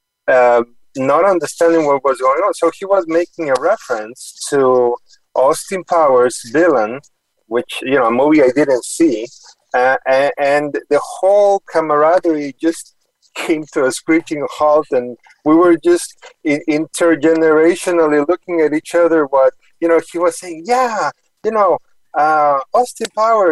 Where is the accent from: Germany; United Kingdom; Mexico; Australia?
Mexico; moved away as an adult; also born or lived in Houston, United States / New York City, United States; now in Boston, United States; the whole family moved to Mexico, and I stayed there until my early 20s